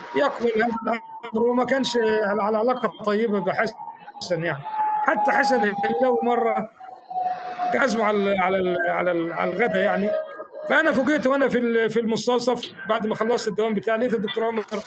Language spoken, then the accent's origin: Arabic; Faiyum Governorate, Egypt; now in Alexandria, Egypt; انا من الفيوم